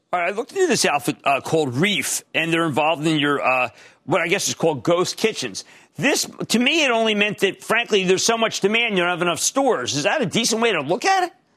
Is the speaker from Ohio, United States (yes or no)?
no; New Jersey, United States; my home state of New Jersey.